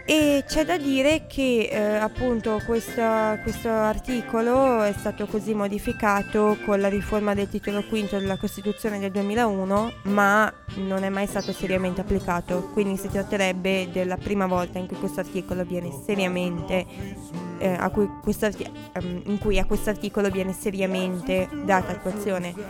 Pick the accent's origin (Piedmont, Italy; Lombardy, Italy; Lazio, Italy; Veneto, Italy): Veneto, Italy; io sono veneta